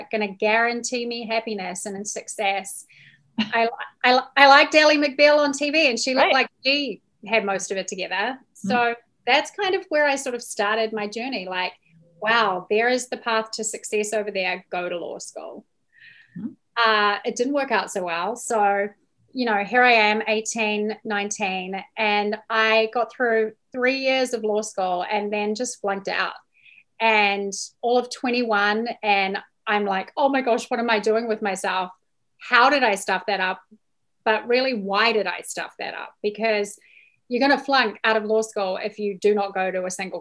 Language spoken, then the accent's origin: English; New Zealand; moved away as an adult; now in United States; So I am from New Zealand